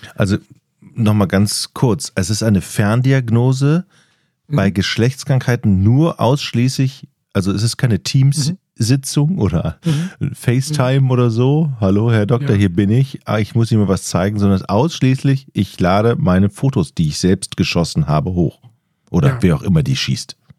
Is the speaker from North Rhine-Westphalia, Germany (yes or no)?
yes; Düsseldorf area, North Rhine-Westphalia, Germany; also born or lived in northern Germany; ich komme aus dem Düsseldorfer Raum